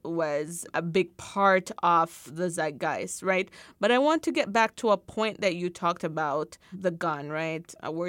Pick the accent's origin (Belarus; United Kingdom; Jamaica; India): Jamaica; as a Jamaican